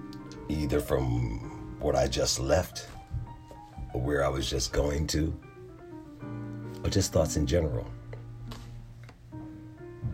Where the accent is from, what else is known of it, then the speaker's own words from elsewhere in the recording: Philadelphia, Pennsylvania, United States; moved away as an adult; also born or lived in North Carolina; now in Virginia, United States; my home in Philadelphia, where I was born and raised